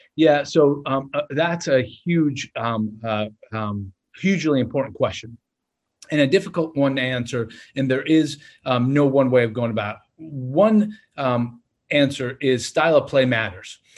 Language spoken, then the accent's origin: English; Portland, Oregon, United States; moved away as an adult; now in Laurel, United States; I grew up in Portland